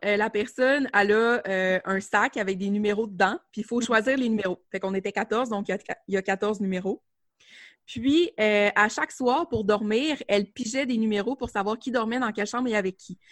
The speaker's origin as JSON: {"language": "French", "area": "Côte-Nord", "region": "Quebec", "country": "Canada", "tie": "born or raised there", "said": "je suis euh, originaire de la Côte-Nord. En fait, moi, je suis vraiment revenue travailler dans mon, euh, dans mon coin de pays."}